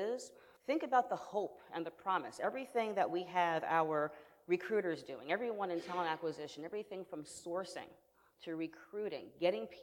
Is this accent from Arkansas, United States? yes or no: no; New York, United States; I'm from New York